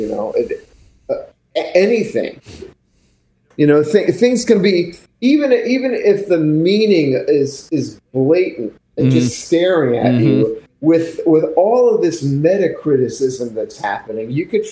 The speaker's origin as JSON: {"language": "English", "town": "Pennsauken", "region": "New Jersey", "country": "United States", "tie": "born or raised there", "also_born_or_lived": "Philadelphia, Pennsylvania", "said": "I grew up across the bridge in the Ben Franklin Bridge in a town called Pensauken"}